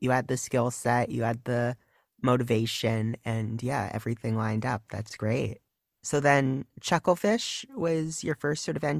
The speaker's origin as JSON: {"language": "English", "country": "United States", "said": "speaking as an American"}